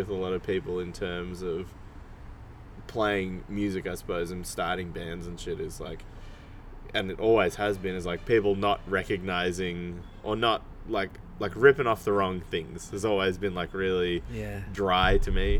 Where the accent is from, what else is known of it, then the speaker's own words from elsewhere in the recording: Canberra, Australian Capital Territory, Australia; now in Melbourne, Australia; growing up in Canberra